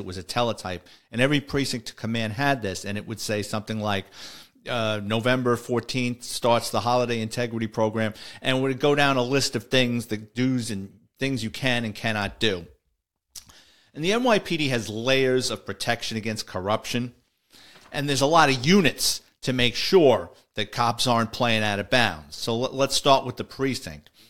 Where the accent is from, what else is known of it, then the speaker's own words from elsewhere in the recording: New York City, New York, United States; growing up in the Bronx.